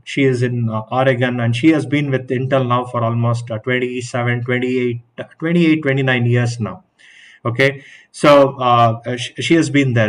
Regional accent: Bangalore, Karnataka, India; i'm from bangalore

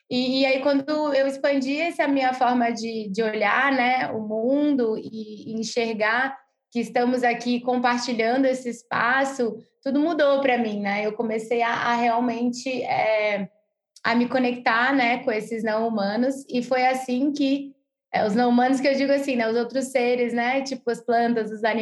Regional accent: Rio de Janeiro, Brazil; moved away; eu cresci no Rio de Janeiro, né? Uma cidade gigante para quem conhece o Rio. Então eu fui, tava, eu sempre fui muito urbana, né?

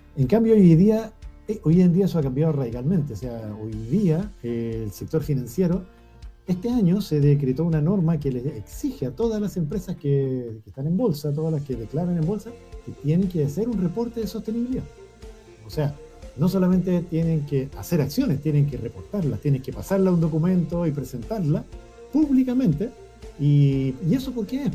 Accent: Cajón del Maipo, Santiago Metropolitan Region, Chile; Yo me crié en el Cajón del Maipo, que es un lugar lleno de naturaleza

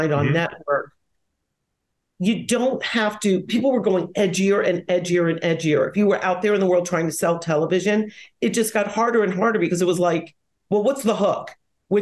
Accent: Silver Spring, Maryland, United States; moved away; also born or lived in New York; since growing up in Silver Spring

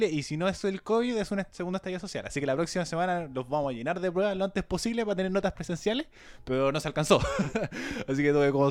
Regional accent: Chile; como cualquier chileno responsable

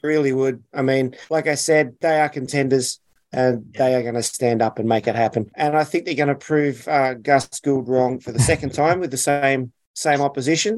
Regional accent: Australia; I'm Aussie through and through.

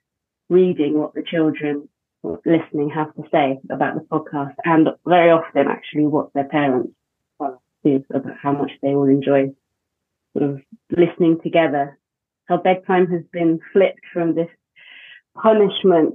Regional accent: United Kingdom; now in Wales, United Kingdom; I'm British

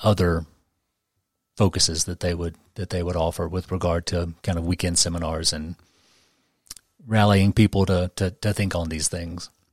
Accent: Memphis, Tennessee, United States; moved away as an adult; I was born and raised in Memphis and stayed there until I was around thirty

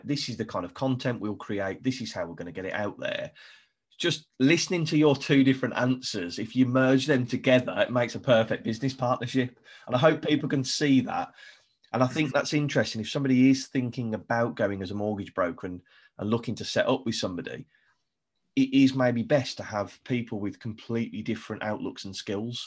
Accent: Scotland, United Kingdom; I'm Scottish

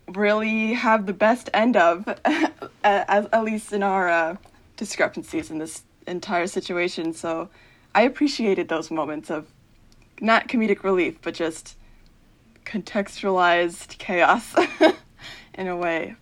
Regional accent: Central New Jersey, United States; I'm from Central New Jersey

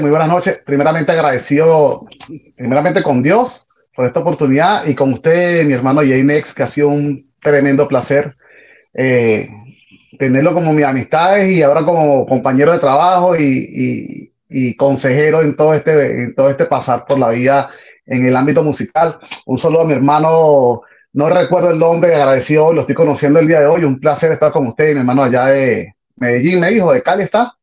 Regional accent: Caracas, Capital District, Venezuela; now in Miami, United States; soy de Caracas, Venezuela, de una parroquia que se llama El Valle

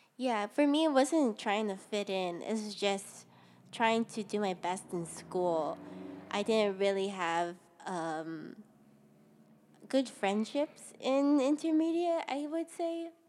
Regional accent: Ewa Beach, Hawaii, United States; also born or lived in Honolulu, Hawaii; I was born in Honolulu, Hawaii, at Kapiolani Medical Center. And I was a bor, I mean, I was raised in Eva Beach, seventy-six South

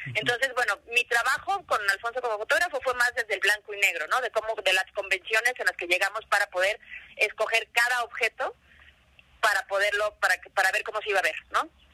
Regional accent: Mexico

